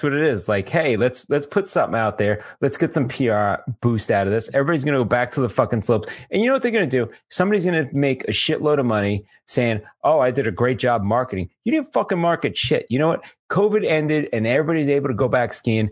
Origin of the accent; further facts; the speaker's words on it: United States; as an American